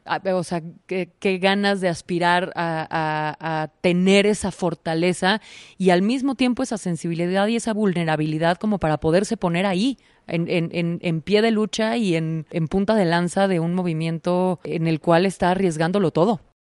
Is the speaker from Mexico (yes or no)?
yes; Mexico; en nuestro caso particular como mexicanos